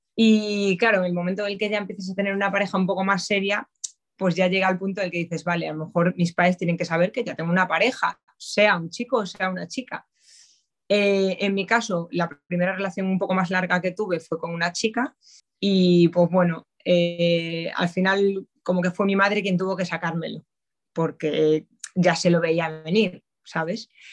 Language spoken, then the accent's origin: Spanish; A Coruña, Galicia, Spain; moved away as an adult; now in Madrid, Spain; soy gallega, soy de Coruña pero vamos, ya afincada aquí en Madrid desde hace 11 años prácticamente